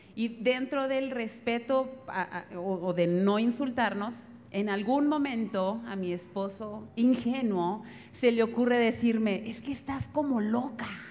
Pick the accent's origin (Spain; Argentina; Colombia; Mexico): Mexico; northern Mexico; moved away; Yo como soy norteña